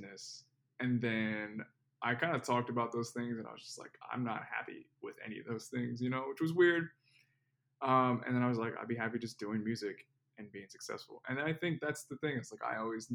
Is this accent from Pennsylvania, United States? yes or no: yes; Philadelphia, Pennsylvania, United States; moved away as an adult; now in Miami, United States; So I'm from Philadelphia, Pennsylvania, like the Philadelphia area. Grew up in the suburbs of Philly.